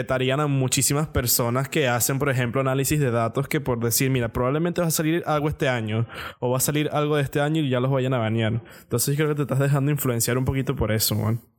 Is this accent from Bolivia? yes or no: no; Venezuela; somos venezolanos